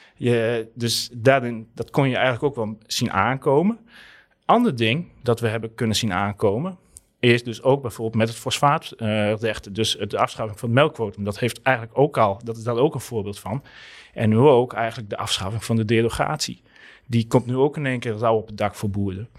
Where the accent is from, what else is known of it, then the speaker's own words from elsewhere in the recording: Southeast Friesland, Netherlands; now in Groningen, Netherlands; ik kom uit Zuidoost-Friesland